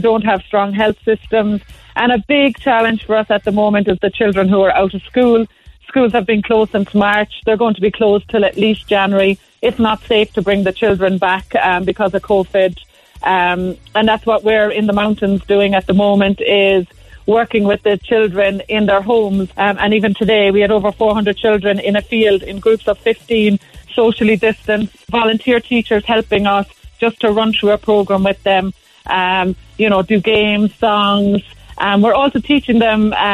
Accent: Cobh, Munster, Ireland; moved away as an adult; now in Kenya; I'm originally from Cobh in County Cork, and I've been volunteering in Kenya for the last 18 years

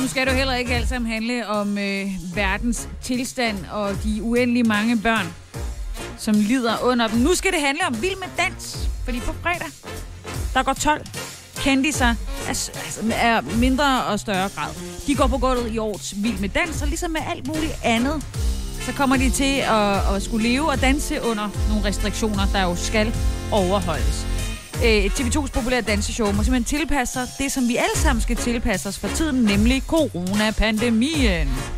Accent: Haderslev, Southern Denmark, Denmark; moved away; Haderslev, min gamle hjemby.

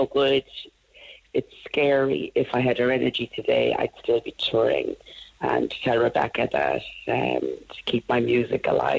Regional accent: Cork, Munster, Ireland; I was the only black girl growing up around Cork.

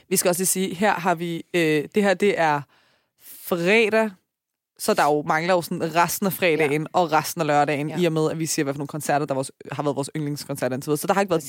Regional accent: Taastrup, Capital Region of Denmark, Denmark; jeg er fra Tostrup

